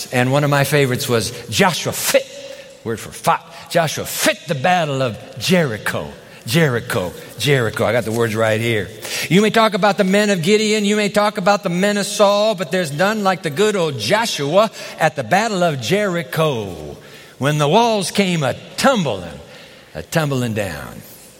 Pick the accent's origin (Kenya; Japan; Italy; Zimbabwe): Japan; When I was a boy growing up in Japan as a missionary's kid, I heard about an African-American gospel singer named …